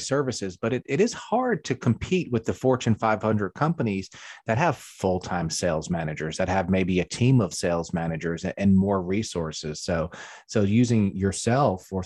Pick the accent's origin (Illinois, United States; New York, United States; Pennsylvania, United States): New York, United States; also born or lived in Catskills, New York; now in South Carolina, United States; I grew up in New York, and then I lived in the Catskills